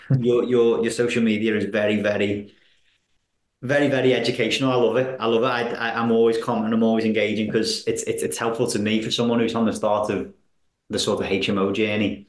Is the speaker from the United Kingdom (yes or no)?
yes; Wallasey, North West England, United Kingdom; I'm from Wallasey, you see, so I, I that's where I live